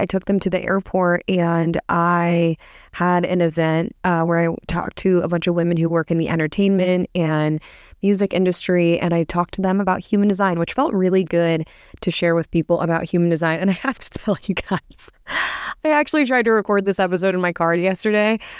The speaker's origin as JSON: {"language": "English", "region": "Midwest", "country": "United States", "moved": "yes", "lives_now": "Newport Beach, United States", "said": "I live in Newport Beach, and I'm from the Midwest"}